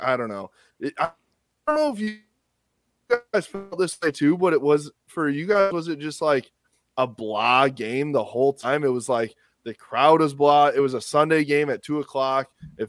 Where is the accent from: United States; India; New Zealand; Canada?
United States; Grand Rapids, Michigan; I'm from Grand Rapids and went to school there.